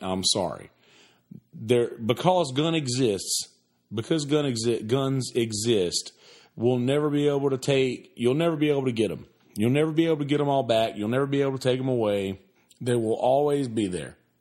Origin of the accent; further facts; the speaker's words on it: the South, United States; I grew up in the South.